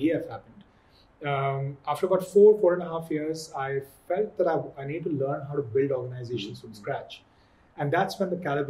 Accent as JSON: {"language": "English", "town": "Agra", "region": "Uttar Pradesh", "country": "India", "tie": "born or raised there", "said": "I grew up on KRA Air Force Base outside Agra, watching paratroopers coming down."}